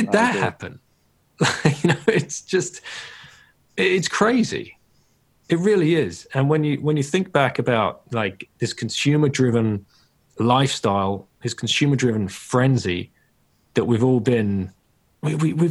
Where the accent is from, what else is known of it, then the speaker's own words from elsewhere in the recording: United Kingdom; moved away as an adult; as a Brit, but I, you know, I've not lived in a country for almost 20 years now